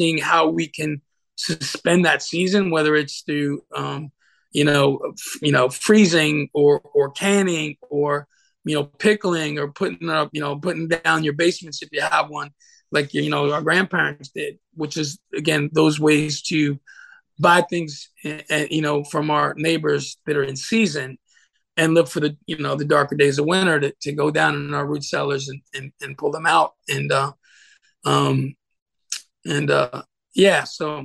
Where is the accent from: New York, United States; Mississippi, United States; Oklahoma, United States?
New York, United States; moved away as an adult; also born or lived in Santa Fe, New Mexico; now in Phoenix, United States; growing up in New York